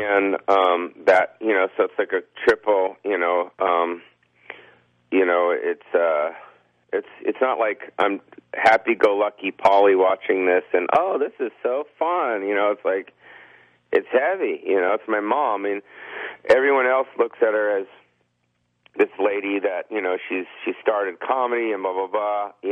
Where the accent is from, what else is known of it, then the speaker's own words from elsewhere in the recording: Beverly Hills, California, United States; I was born and raised in California my whole life